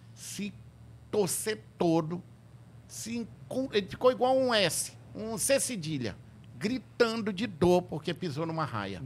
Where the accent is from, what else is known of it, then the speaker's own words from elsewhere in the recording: Tefé, Amazonas, Brazil; Quando eu era criança, lá em Tefé